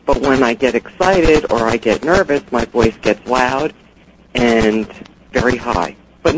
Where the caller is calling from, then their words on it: New Jersey, United States; New Jersey.